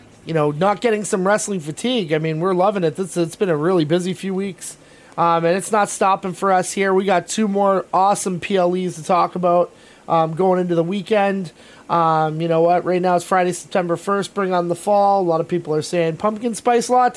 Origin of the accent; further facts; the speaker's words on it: Canada; we're Canadian and we're proud Canadians